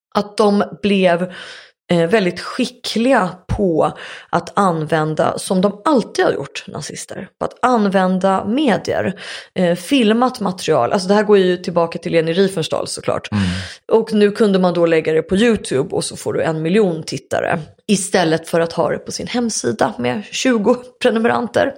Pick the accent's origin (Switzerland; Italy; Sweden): Sweden; jag var svensk